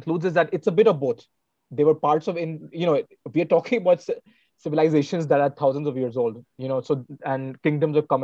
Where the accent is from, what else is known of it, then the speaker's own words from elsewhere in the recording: Varanasi, Uttar Pradesh, India; we finish with my hometown. We finish with Varanasi